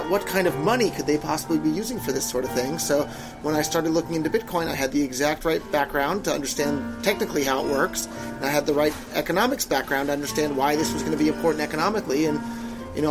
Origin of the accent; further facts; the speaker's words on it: Silicon Valley, California, United States; I was born and raised in Silicon Valley, right there in California, my whole life